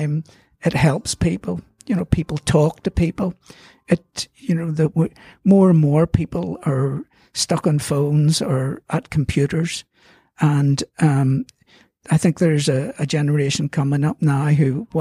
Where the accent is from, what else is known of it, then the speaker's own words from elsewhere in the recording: Belfast, Northern Ireland, United Kingdom; I'm from Belfast, so I've lived away, but I love Belfast.